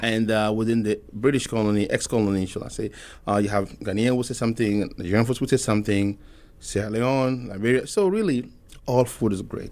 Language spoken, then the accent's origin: English; Togo; also born or lived in Mali (ancestry); now in Omaha, United States; I'm from Togo. I wanna clarify that I was born there, but my folks are from Mali